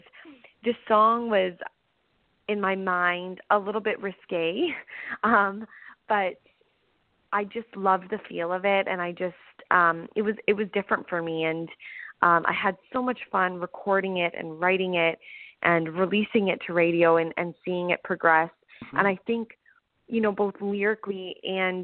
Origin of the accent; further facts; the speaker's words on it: London, Ontario, Canada; my hometown, London